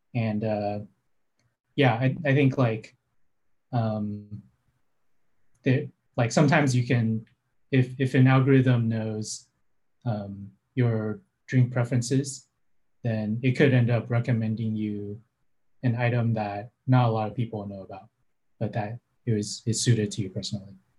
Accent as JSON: {"language": "English", "area": "San Francisco Bay Area", "region": "California", "country": "United States", "tie": "born or raised there"}